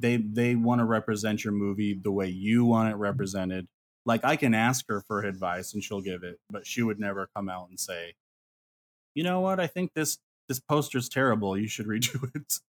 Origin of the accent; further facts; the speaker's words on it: Ely, Nevada, United States; It's in Ely, Nevada